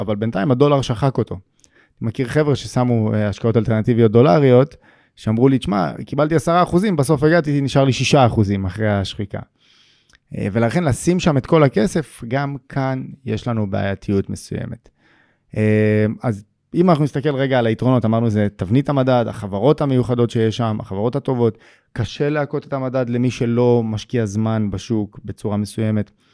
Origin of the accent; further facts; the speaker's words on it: Israel; אנחנו כישראלים